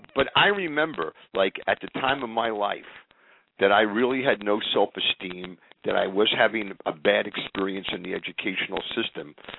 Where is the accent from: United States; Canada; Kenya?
United States; central New Jersey; also born or lived in Inwood, New York City; I actually grew up in a place called Inwood until I was about seven or eight years old, and then I was transported to uh, central New Jersey